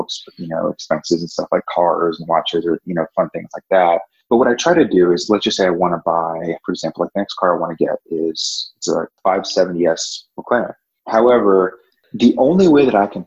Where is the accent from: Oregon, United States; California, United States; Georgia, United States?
California, United States; Orange County; moved away as an adult; also born or lived in Virginia / Nashville, Tennessee / Dallas, Texas / Charlotte, North Carolina; born and raised in Orange County, California